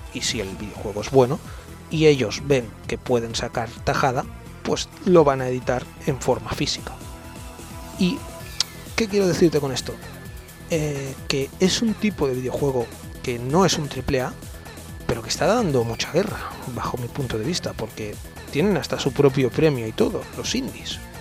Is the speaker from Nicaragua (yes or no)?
no; Spain; los españoles